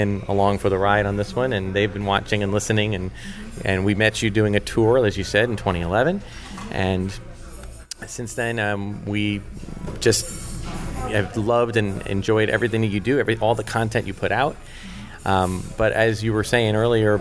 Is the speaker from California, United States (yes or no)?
no; Flemington, New Jersey, United States; I'm from Flemington, New Jersey.